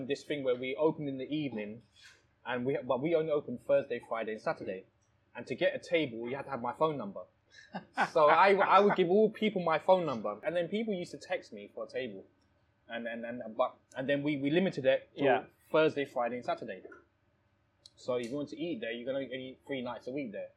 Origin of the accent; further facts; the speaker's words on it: Thailand; now in United Kingdom; I was born in Thailand. Yeah. I was born in Thailand